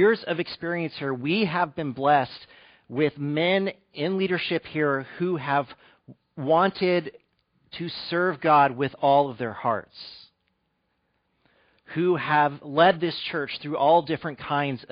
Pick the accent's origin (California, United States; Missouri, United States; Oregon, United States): California, United States; Fresno; moved away as an adult; also born or lived in Malibu / Arlington, Virginia / East Bay; my dad has been an elder for more than 30 years at the church that I grew up in Fresno.